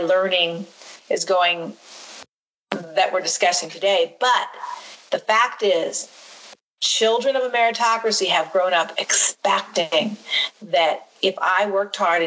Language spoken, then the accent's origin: English; Quincy, Illinois, United States; you and I and our brother growing up in Quincy, Illinois